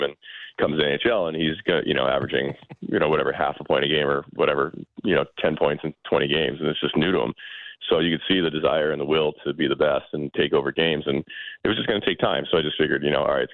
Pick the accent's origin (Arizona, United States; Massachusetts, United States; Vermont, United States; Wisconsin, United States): Massachusetts, United States; Boston; I'm from Boston